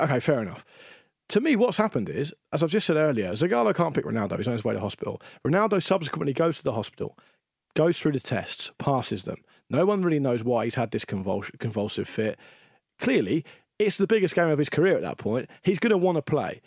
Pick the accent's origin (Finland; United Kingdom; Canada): United Kingdom; England; as an Englishman